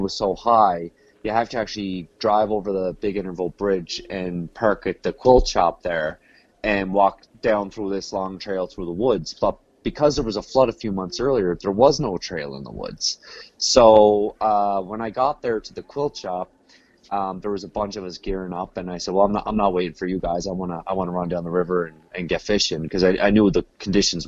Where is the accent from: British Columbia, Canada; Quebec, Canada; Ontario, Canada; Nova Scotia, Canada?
Nova Scotia, Canada; Cape Breton Island; I'm from Cape Breton Island, Nova Scotia.